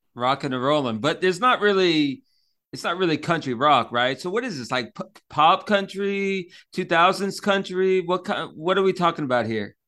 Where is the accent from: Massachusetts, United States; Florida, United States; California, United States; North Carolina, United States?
Florida, United States; Orlando; now in Pensacola, United States; I grew up in Orlando